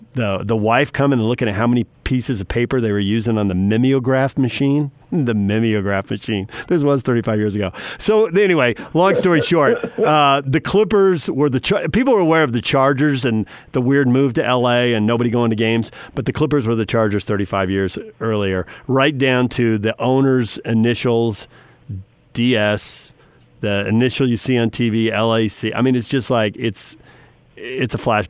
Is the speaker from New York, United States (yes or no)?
no; San Diego, California, United States; I grew up in San Diego